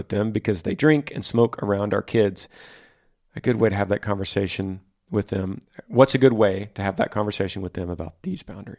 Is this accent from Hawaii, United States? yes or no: no; Orem, Utah, United States; We are from Orem, Utah.